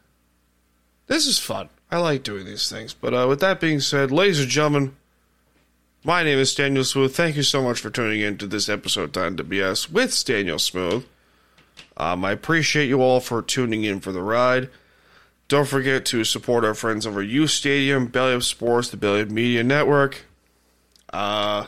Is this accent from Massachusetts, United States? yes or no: no; Blue Point, New York, United States; I'm from Blue Point